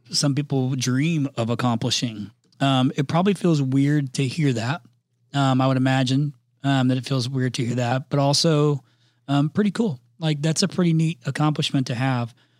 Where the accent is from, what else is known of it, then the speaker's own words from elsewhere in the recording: Indiana, United States; accent: Midwestern; moved away; I'm from Indiana originally